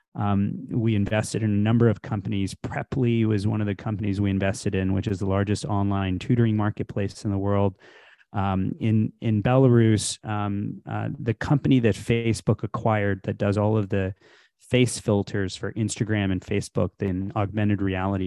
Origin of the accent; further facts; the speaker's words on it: Houston, Texas, United States; moved away as an adult; also born or lived in India / Illinois; I was born in India, I grew up in Texas, so, um, from Houston